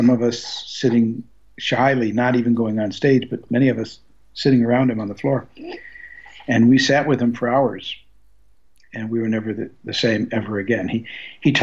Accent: Detroit, Michigan, United States; moved away as an adult; also born or lived in San Francisco; I was a kid from Detroit, Michigan

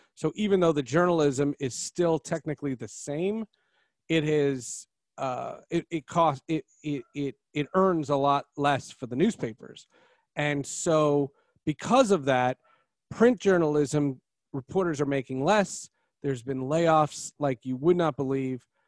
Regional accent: New Jersey, United States; moved away; also born or lived in Seattle; I'm from New Jersey

